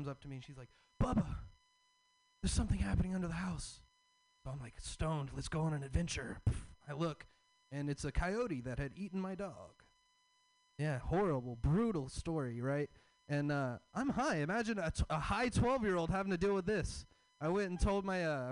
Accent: the South, United States; So I'm from the South. I have a Southern dad and I have a hippie mom

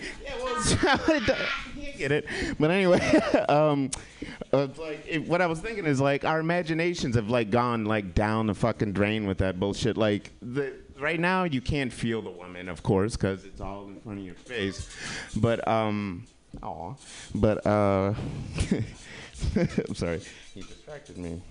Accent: Kalamazoo, Michigan, United States; moved away; my hometown, Kalamazoo

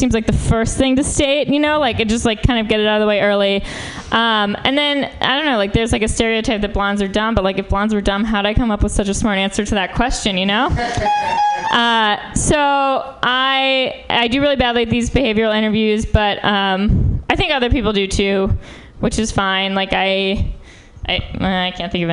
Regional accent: New York, United States; moved away as an adult; now in San Francisco, United States; I'm from New York.

